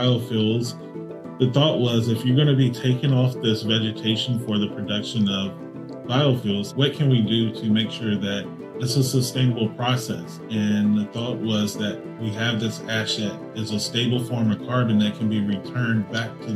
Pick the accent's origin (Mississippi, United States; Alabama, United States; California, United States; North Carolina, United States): Alabama, United States; I'm from Alabama, native of Alabama, and I grew up probably about 30 miles away from here, away from Alabama A&M University in a small rural community